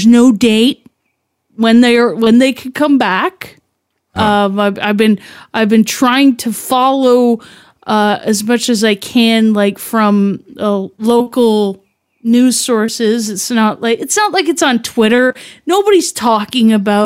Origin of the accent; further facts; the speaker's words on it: Canada; I'm Canadian